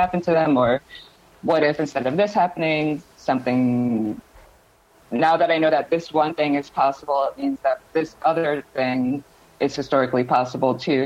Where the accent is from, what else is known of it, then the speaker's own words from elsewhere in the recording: New York, United States; I grew up in New York